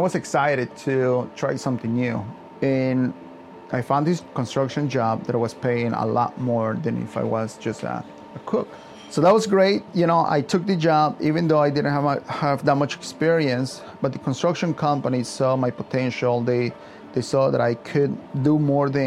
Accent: Yucatán, Mexico; also born or lived in Arlington, Virginia; now in United States; I'm from Yucatan, Mexico. I pretty much grew up in a farm

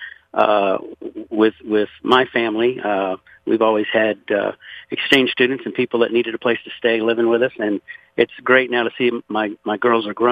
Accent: Louisiana, United States; now in Conroe, United States; I was born and raised in Louisiana

